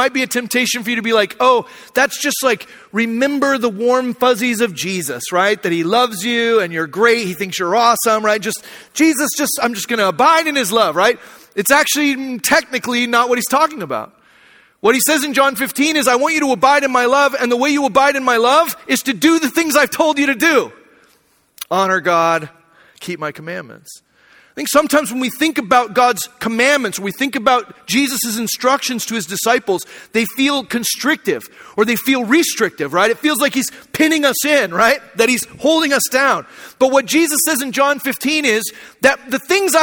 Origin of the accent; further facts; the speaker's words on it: Arizona, United States; moved away; I grew up in Arizona, so I don't know that much about snow or driving in the ice.